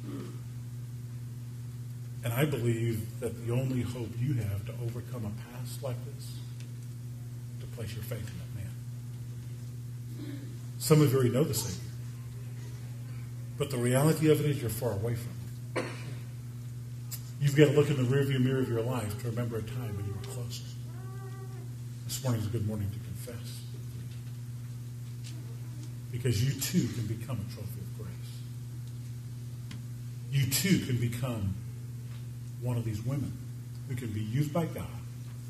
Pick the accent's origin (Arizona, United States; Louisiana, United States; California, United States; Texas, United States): Louisiana, United States; New Orleans; moved away; I grew up in New Orleans